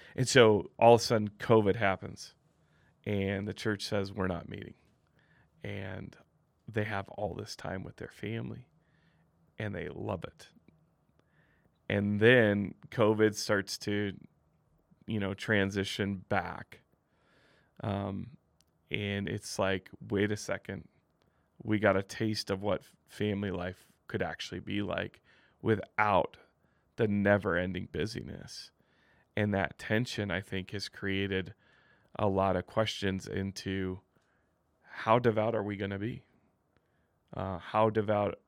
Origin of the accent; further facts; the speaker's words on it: Midwest, United States; now in Utah County, United States; growing up in the Midwest